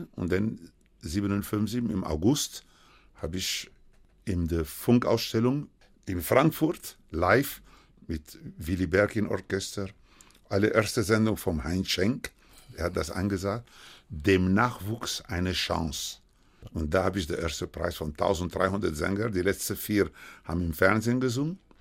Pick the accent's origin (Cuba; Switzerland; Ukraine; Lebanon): Cuba; German is a second language; now in Germany; ich hatte noch kubanischer Pass